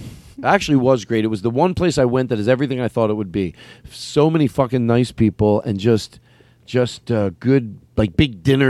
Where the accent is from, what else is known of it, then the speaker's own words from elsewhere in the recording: Philadelphia, Pennsylvania, United States; Okay, so I come from Philadelphia...